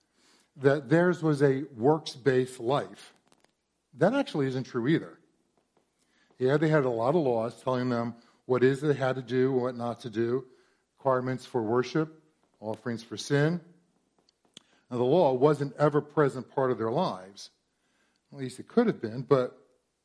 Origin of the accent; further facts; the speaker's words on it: Warren, New Jersey, United States; moved away as an adult; I'm from here from Central Jersey. Grew up in Warren, back before it had fancy homes